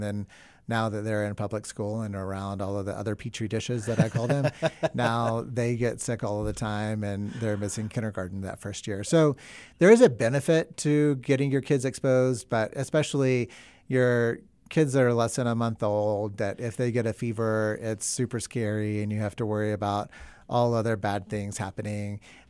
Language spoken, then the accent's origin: English; the South, United States; moved away; also born or lived in New York City; I'm from the South